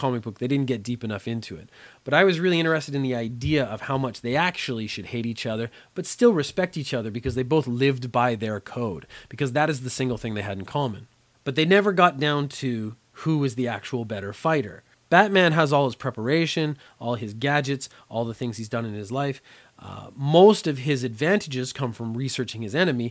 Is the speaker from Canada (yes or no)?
yes; Canada; also born or lived in Korea; I grew up in Canada, so I had about 12 years of French education